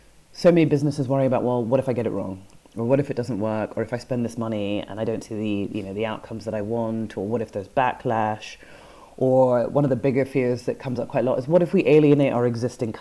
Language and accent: English; Edinburgh, Scotland, United Kingdom; I grew up in Edinburgh